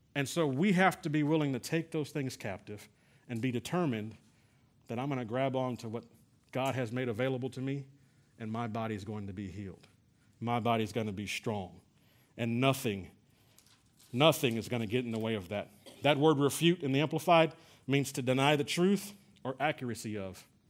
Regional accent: San Antonio, Texas, United States; we're from San Antonio

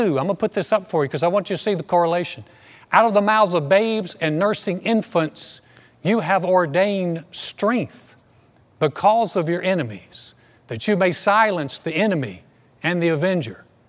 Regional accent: United States; I so identified in that dark time with being an American

